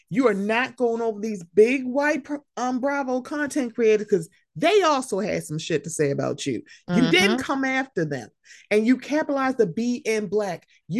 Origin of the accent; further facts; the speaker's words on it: Bosnia & Herzegovina; I'm from Bosnia and I know people and I've seen people killed and I know what this is like.